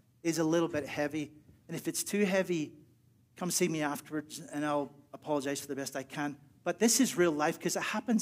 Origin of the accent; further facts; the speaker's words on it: Northern Ireland, United Kingdom; moved away; I'm from Northern Ireland